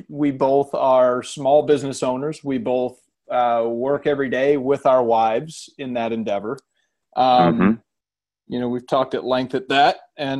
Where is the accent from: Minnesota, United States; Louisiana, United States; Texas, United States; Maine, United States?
Maine, United States; moved away; That's my hometown in Maine.